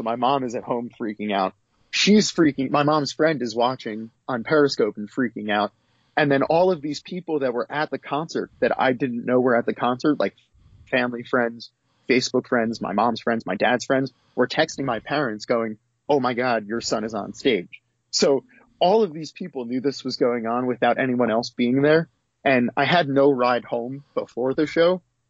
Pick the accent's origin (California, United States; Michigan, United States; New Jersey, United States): New Jersey, United States; I'm from New Jersey, which is the lovely home state of the boss.